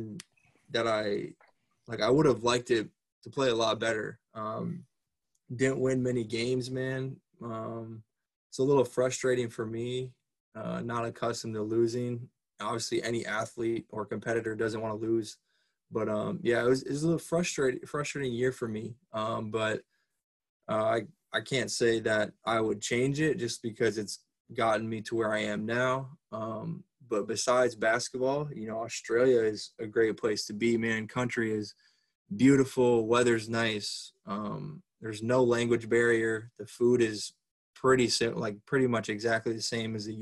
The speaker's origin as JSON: {"language": "English", "country": "United States", "said": "the only American player coming over to start"}